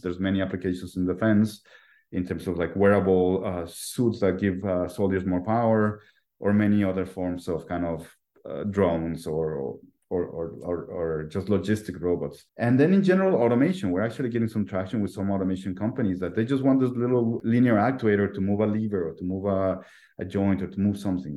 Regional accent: Mexico City, Mexico; I was born and raised in Mexico City

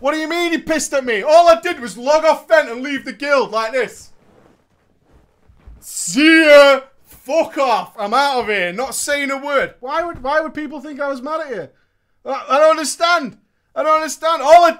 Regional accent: Florida, United States; I am from Florida. Florida hype.

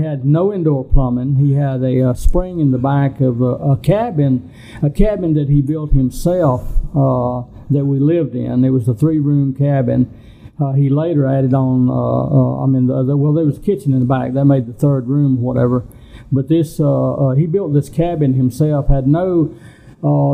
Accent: Cherokee, North Carolina, United States; growing up on the Rez

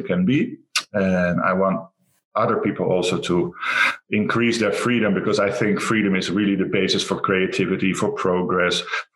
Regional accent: Rotterdam, South Holland, Netherlands; from the Netherlands, Rotterdam.

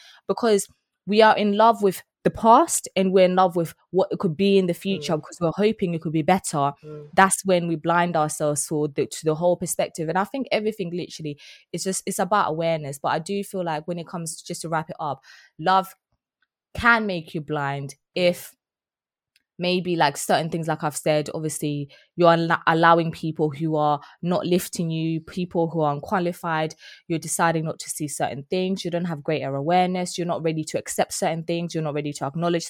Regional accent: East of England, United Kingdom; It's so weird how I grew up in Essex, right? And she sounds like this and I don't sound like that.

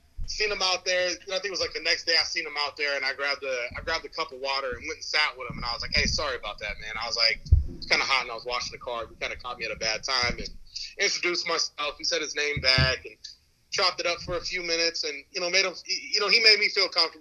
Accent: Santa Rosa, California, United States; I'm 37 from Santa Rosa, California. I'm in the North Bay, California, north of San Francisco. Been here my whole life

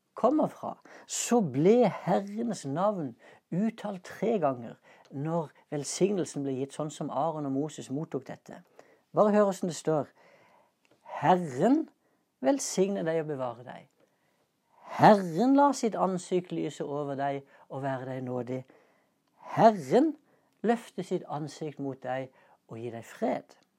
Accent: Norway; Passet mitt det inneholder et stempel som viser at jeg er norsk statsborger

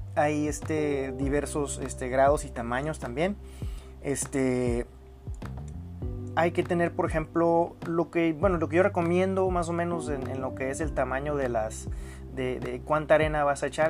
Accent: Mexico; yo soy mexicano

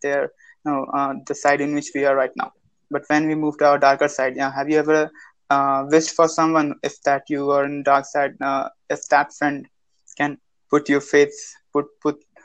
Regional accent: Jharkhand, India; I'm from Jharkhand

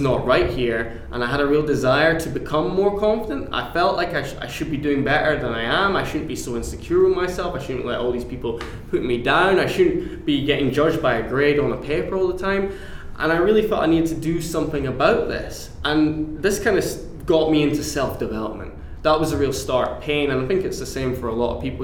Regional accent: Aberdeen, Scotland, United Kingdom; now in Glasgow, United Kingdom; I'm originally from Aberdeen, but I'm based now in Glasgow, Scotland's

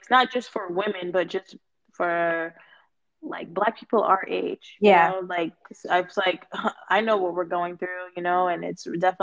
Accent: Boston, Massachusetts, United States; also born or lived in North Carolina; born and raised in Boston

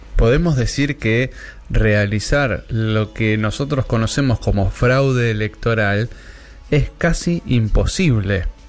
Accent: Wilde, Buenos Aires Province, Argentina; de donde soy oriundo yo, de la República Separatista de Wilde

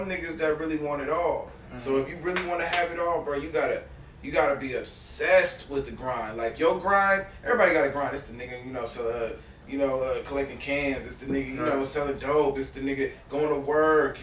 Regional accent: Berkeley, California, United States; I'm from Berkeley, California

